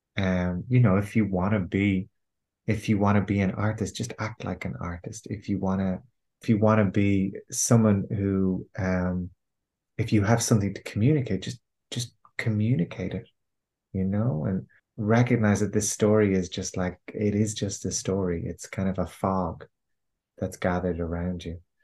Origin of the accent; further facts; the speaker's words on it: Ireland; I'm Irish. I have been, you know, raised with the kind of Irish cultural conditioning